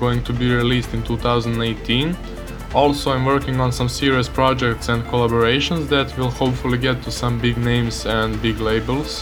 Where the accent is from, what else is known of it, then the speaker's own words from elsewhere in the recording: Belgrade, Serbia; I'm from Serbia's capital city, Belgrade